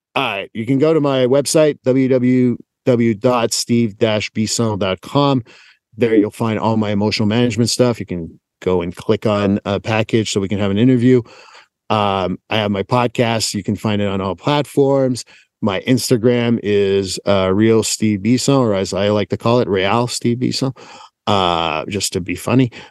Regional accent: Montreal, Quebec, Canada; moved away as an adult; born and raised in Montreal

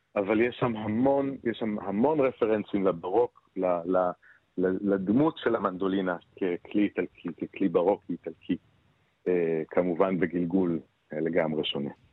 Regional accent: Beersheba, Southern District, Israel; born or raised there

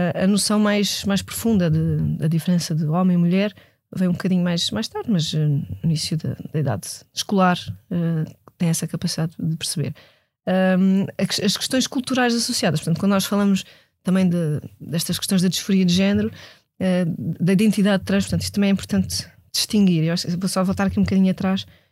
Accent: Portugal; sendo eu portuguesa, europeia, nascida neste, neste século

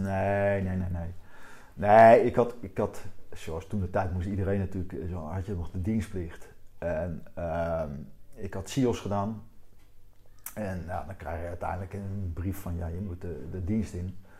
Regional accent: Wassenaar, South Holland, Netherlands; accent: Haagse tongval; ik kom met oorspronkelijk uit Wassenaar.

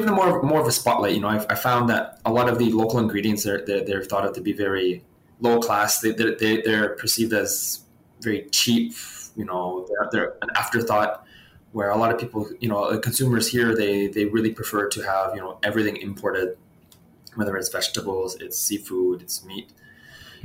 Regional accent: Canada; moved away as an adult; now in Malaysia; originally from Canada, I guess born and raised in Canada

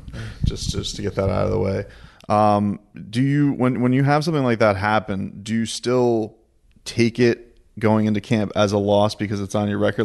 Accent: Deerfield Beach, Florida, United States; We're at Sanford M M A in Deerfield Beach, my hometown

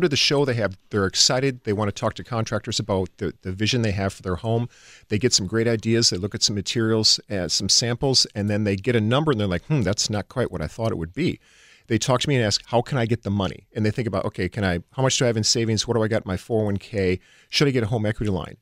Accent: Chippewa Falls, Wisconsin, United States; moved away as an adult; also born or lived in California; I grew up in Chippewa Falls, Wisconsin

